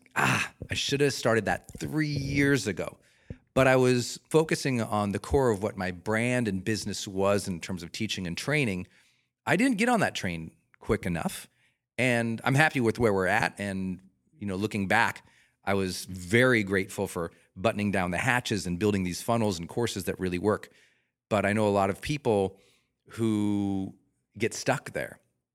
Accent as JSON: {"language": "English", "region": "Montana", "country": "United States", "tie": "born or raised there", "moved": "yes", "said": "I'm a Rocky Mountain kid. I'm from Montana"}